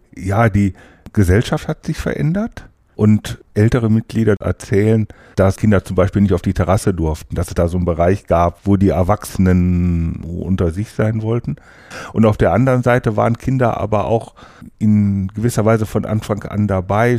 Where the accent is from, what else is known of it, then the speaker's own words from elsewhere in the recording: Wesel, North Rhine-Westphalia, Germany; moved away as an adult; now in Hannover, Germany; Eigentlich komme ich vom Niederrhein aus Wese.